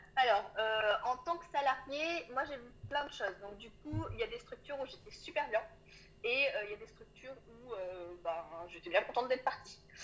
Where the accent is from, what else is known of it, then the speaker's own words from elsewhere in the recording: Auvergne-Rhône-Alpes, France; moved away as an adult; j'ai grandi euh, dans, un tout petit village en Auvergne